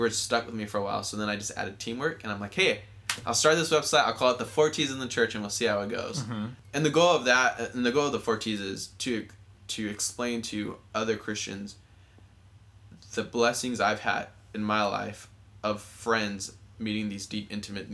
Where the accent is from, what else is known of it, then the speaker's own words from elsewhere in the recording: Southern California, United States; I grew up here in Southern California